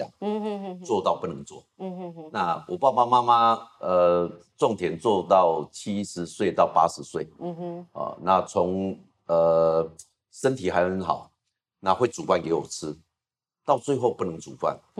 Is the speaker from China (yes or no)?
no; Taiwan; 我是农村长大，